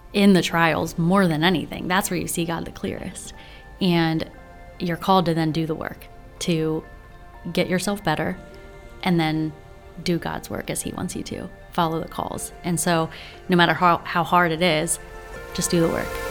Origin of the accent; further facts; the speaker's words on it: Frederick, Maryland, United States; born and raised right here in Frederick.